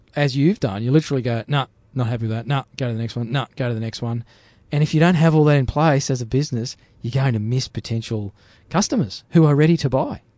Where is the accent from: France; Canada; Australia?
Australia; I'm an Aussie bloke